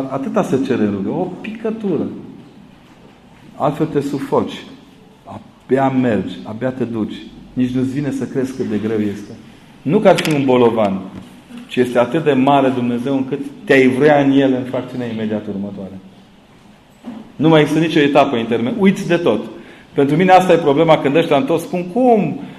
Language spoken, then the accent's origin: Romanian; Transylvania, Romania; Eu vă întreb acum ca un ardelean, tâmpit, că eu nu trăiesc la graniță cu alte imperii decât cu cel în care am fost crescut.